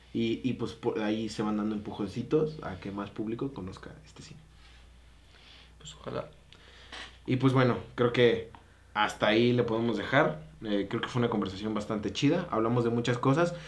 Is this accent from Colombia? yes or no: no; Mexico; como mexicano